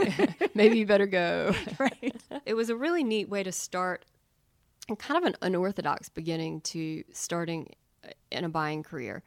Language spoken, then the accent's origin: English; Charlotte, North Carolina, United States; moved away as an adult; also born or lived in New York; growing up in Charlotte was great.